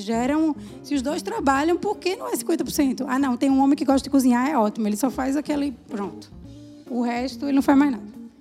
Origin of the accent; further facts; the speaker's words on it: Recife, Pernambuco, Brazil; eu sou de Recife